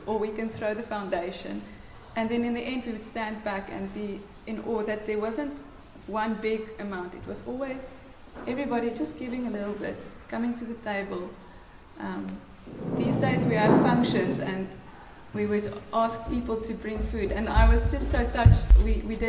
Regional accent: near Pretoria North, Gauteng, South Africa; moved away; I come from Pretoria North, guys. You know, there, it's rough. It's, well, not from Pretoria, just next to Pretoria North.

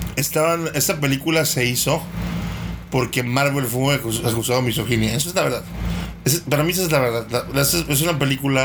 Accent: Mexico; como mexicanos no estamos acostumbrados a ver poder en las mujeres

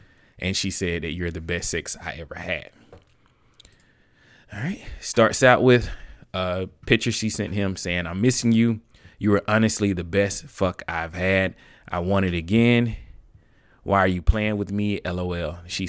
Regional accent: Detroit, Michigan, United States; I'm from Detroit.

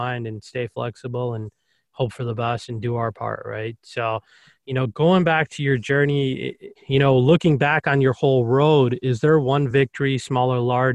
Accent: Chicago, Illinois, United States; I'm from Chicago

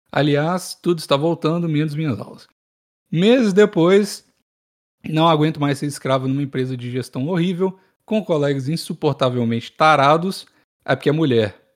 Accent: Rio Grande do Sul, Brazil; Tenho 22 anos, sou do Rio Grande do Sul e não leio meu nome.

